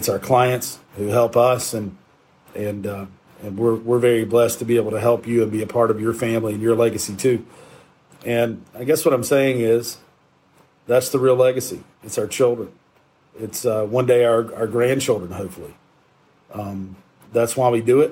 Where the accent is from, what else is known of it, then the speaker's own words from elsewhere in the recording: Shelby, North Carolina, United States; my hometown of Shelby